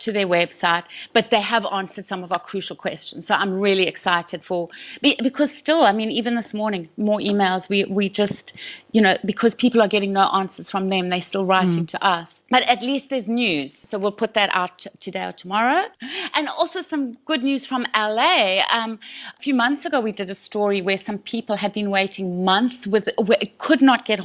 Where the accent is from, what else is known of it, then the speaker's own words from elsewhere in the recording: South Africa; accent: South African; moved away; also born or lived in London; my accent. He asked if he could tape me because he wanted to learn how to do a South African accent.